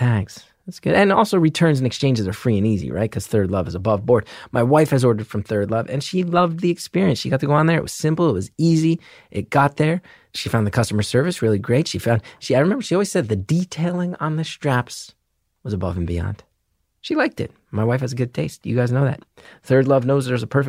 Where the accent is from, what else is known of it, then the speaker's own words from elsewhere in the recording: Northeast, United States; I grew up in the Northeast.